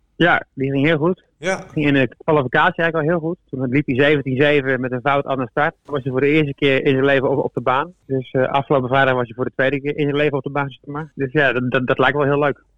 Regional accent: Deventer, Overijssel, Netherlands; moved away; also born or lived in Deurne; ik kom uit Deventer

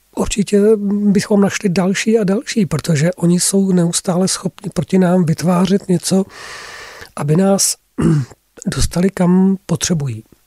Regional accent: Czechia; first language Czech; tady máme mateřský jazyk, český jazyk, máme tady také naši historii

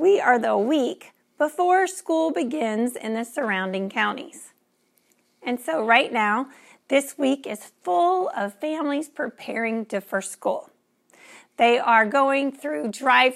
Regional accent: Louisiana, United States

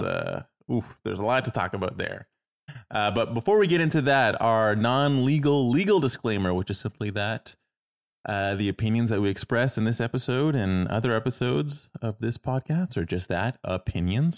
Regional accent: Toronto, Ontario, Canada; moved away; I'm originally from Toronto

